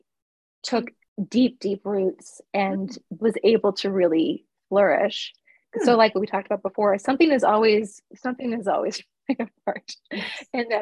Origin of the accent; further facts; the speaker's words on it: East Coast, United States; now in Central Coast of California, United States; I'm Greek and I'm from the East Coast